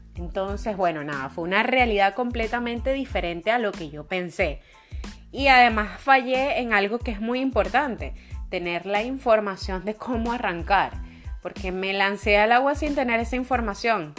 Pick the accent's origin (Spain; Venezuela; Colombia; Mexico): Venezuela; soy venezolana